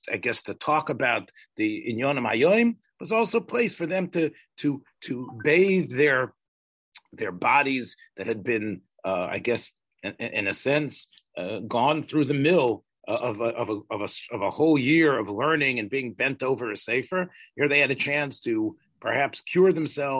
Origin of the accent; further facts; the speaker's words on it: the South, United States; I'm from the South